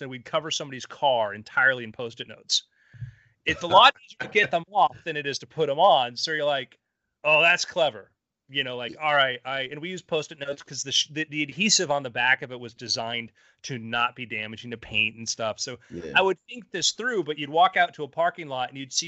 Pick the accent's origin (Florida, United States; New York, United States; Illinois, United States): Florida, United States; South; I grew up in South Florida